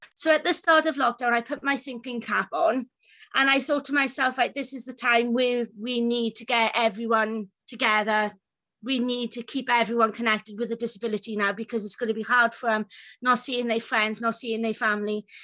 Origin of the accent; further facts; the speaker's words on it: Wales, United Kingdom; I'm from Wales.